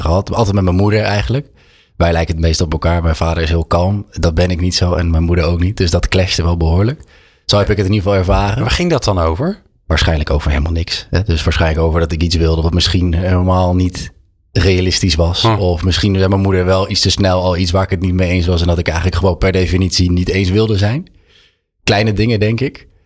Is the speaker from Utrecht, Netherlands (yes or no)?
yes; Utrecht, Netherlands; born or raised there; also born or lived in Amsterdam